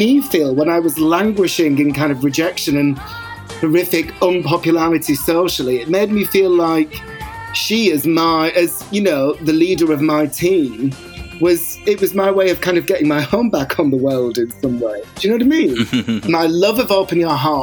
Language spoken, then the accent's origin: English; Bolton, North West England, United Kingdom; when I was growing up in Bolton